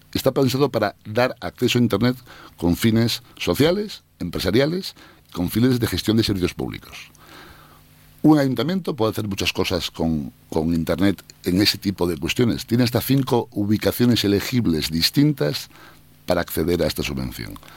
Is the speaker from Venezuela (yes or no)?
no; Asturias, Spain; moved away; como asturiano